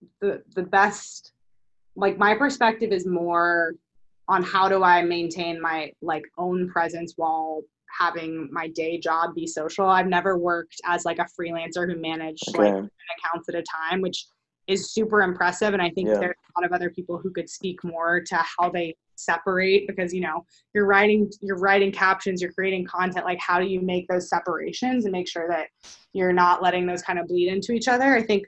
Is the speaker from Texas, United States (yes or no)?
yes; Texas, United States; I'm from Texas, I'm moved around a lot, I live a little bit more of a different lifestyle than other people